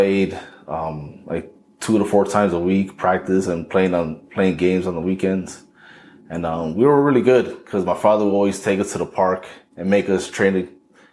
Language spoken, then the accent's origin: English; Paterson, New Jersey, United States; I'm originally from Paterson, New Jersey.